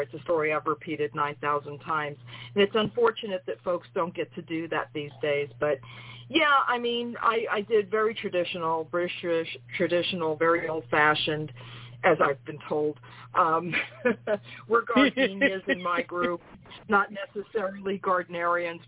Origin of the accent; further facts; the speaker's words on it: New York City, New York, United States; I'm from New York City